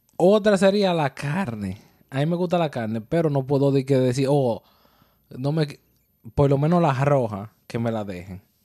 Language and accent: Spanish; Dominican Republic; now in New York, United States